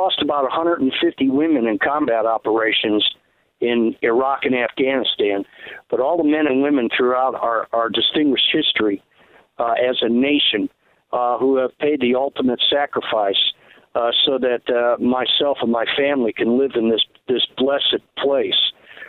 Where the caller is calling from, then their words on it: South Georgia, United States; I'm calling from South Georgia